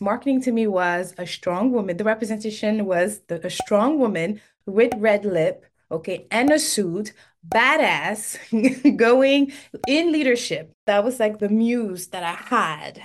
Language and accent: English; Senegal; first language French; English is a second language; moved away as an adult; also born or lived in Cape Verde; now in United States; I was born and raised in Senegal